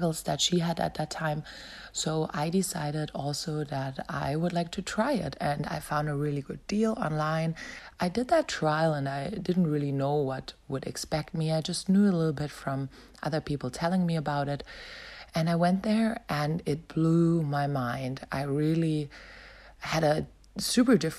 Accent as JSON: {"language": "English", "region": "Berlin", "country": "Germany", "tie": "born or raised there", "also_born_or_lived": "Melbourne, Australia", "moved": "as an adult", "said": "I decided to return back to my hometown, Berlin."}